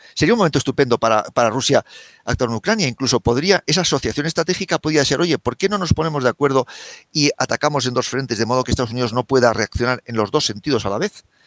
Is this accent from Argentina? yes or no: no; Spain; yo como español